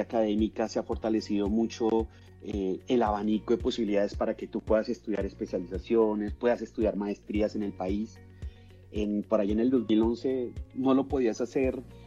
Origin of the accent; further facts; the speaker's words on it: Colombia; llegué incluso a, estar en la reserva de un equipo muy importante de mi país, eh, que se llama Millonarios